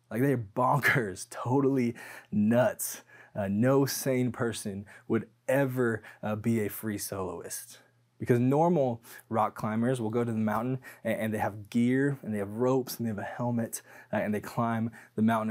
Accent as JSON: {"language": "English", "town": "Tacoma", "region": "Washington", "country": "United States", "tie": "born or raised there", "said": "I grew up in Tacoma, Washington"}